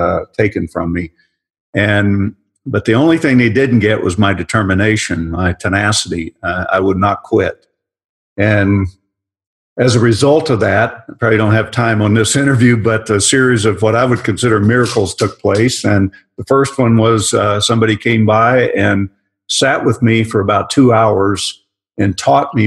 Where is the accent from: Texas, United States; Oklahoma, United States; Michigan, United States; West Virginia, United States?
Oklahoma, United States; Growing up in Oklahoma, we had to do it to survive